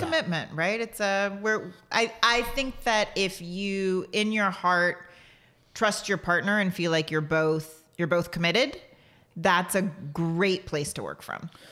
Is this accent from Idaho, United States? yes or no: no; Portland, Texas, United States; you and I grew up in the same place